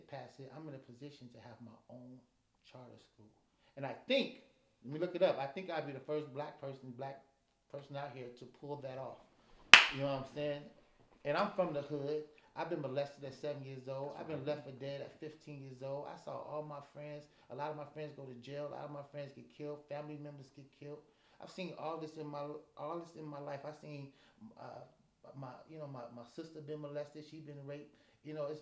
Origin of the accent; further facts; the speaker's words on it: Chicago, Illinois, United States; now in Des Moines, United States; when I was growing up in Chicago